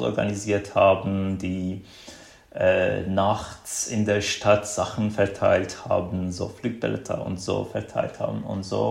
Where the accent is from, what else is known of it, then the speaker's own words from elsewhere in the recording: small town in northwestern Iran, Iran; German is a second language; moved away as an adult; now in Germany; Mein Leben im Iran war eigentlich mindestens bis zum Studium ganz äh, typisch für einen, äh, einen Mann in äh, einem schiitischen Straight Man in einem äh, in einem mm, kleinen in einer Kleinstadt im nordwestlichen Iran.